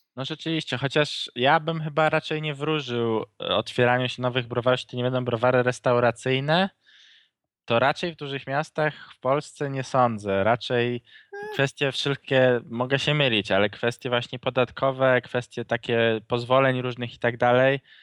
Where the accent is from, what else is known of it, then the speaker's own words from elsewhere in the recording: Łódź, Łódź Voivodeship, Poland; u nas w Łodzi